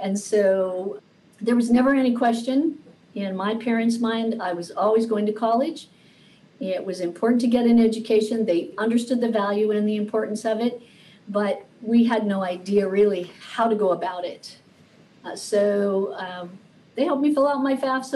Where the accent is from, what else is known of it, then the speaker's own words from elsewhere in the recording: Oregon, United States; also born or lived in Illinois; When I was growing up, we came from a lower middle income family, and we moved out to Oregon from Illinois, and we didn't know anyone